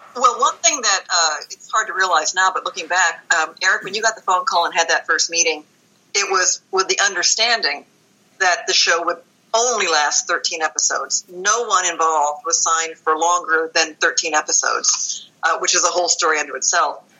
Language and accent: English; Texas, United States; moved away as an adult; also born or lived in Wisconsin; now in Los Angeles, United States; I was born in Wisconsin and grew up in Texas